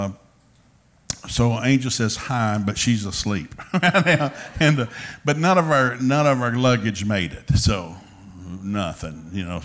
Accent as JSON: {"language": "English", "town": "Turtletown", "region": "Tennessee", "country": "United States", "tie": "born or raised there", "also_born_or_lived": "Ducktown, Tennessee", "said": "I grew up in Turtletown. That's a suburb of Ducktown"}